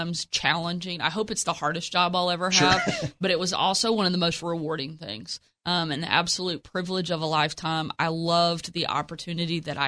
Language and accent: English; Texarkana, Arkansas, United States; I grew up in Texarkana and was living there at the time